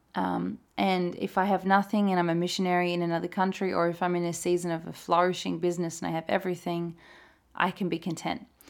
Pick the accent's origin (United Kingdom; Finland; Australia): Australia; moved away as an adult; now in Norway; as an Australian